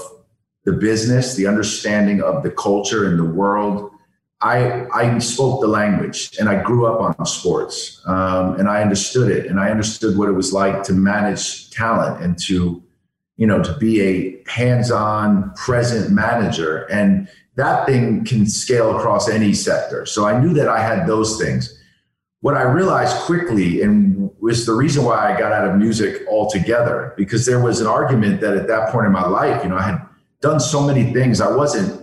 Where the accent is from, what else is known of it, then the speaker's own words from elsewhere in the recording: New York City, New York, United States; I grew up in New York City